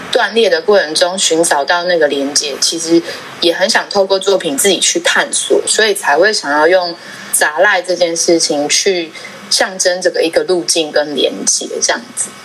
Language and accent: Chinese; Hualien, Hualien County, Taiwan; moved away; also born or lived in Taipei; 我是来自花莲的阿美族